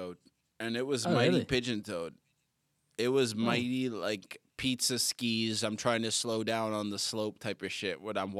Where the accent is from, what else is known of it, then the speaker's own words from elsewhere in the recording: Toronto, Ontario, Canada; also born or lived in Boston / Abu Dhabi; I'm from Toronto and Boston. And then Abu Dhabi, which isn't anything.